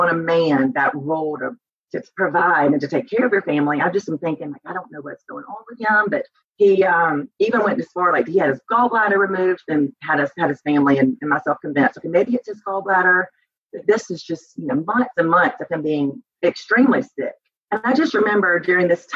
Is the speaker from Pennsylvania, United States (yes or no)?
no; Albany, Georgia, United States; moved away as an adult; also born or lived in Auburn; I was born and raised in Albany, Georgia, and lived there until I went to Auburn.